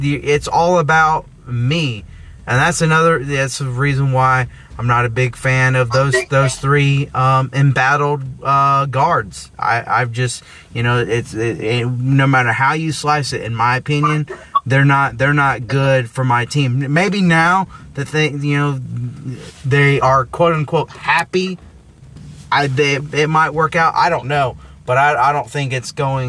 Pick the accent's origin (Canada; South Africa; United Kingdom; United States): United States; Arizona; I'm from Arizona